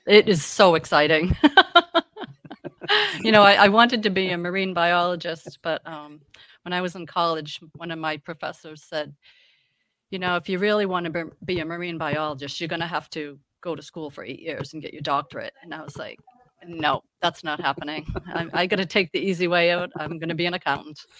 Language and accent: English; Massachusetts, United States; moved away as an adult; now in York, Maine, United States; I'm from Massachusetts, where I lived there probably